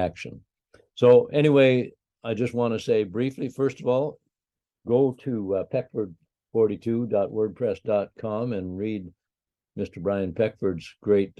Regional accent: Canada; I'm a Canadian politician

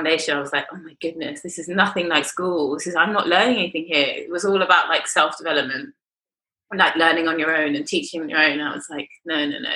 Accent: London, United Kingdom; I grew up in London to my mum, who is a New Zealander

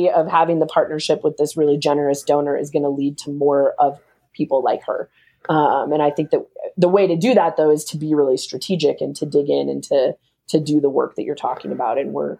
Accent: Philippines; I get your mission. I'm Filipino. I care about it.

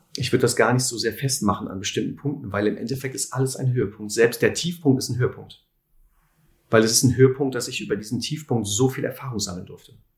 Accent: Lüdenscheid, North Rhine-Westphalia, Germany; moved away as an adult; also born or lived in Cologne; Aufgewachsen bin ich in Lüdenscheid.

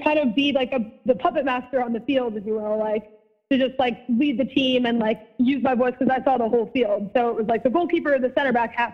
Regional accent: Ridgewood, New Jersey, United States; also born or lived in Illinois; I was born in Ridgewood, New Jersey. Then I moved to Illinois when I was like 3 to 5 years old, and then I moved back to the same town in Ridgewood

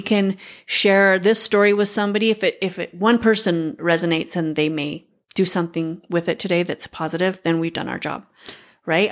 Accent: United States; As an American

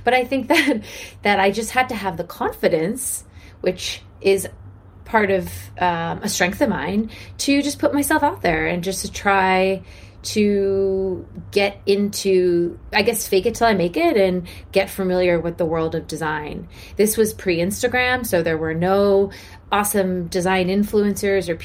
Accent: Washington, District of Columbia, United States; I grew up in Washington, D.C. to two parents who were very politically active

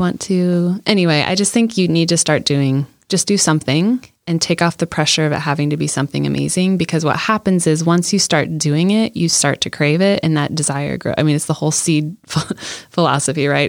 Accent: Iowa, United States; when I was young, I grew up in Iowa

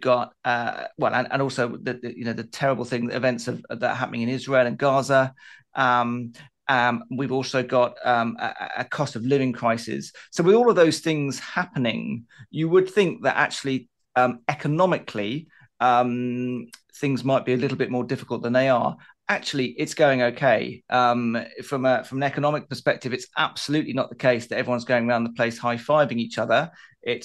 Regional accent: United Kingdom; as a Brit

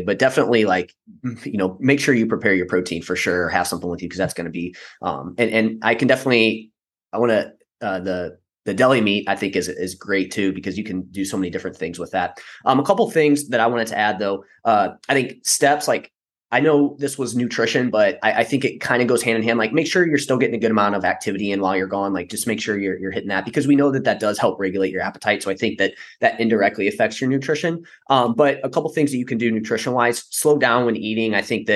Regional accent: St. Louis, Missouri, United States; I'm from St. Louis.

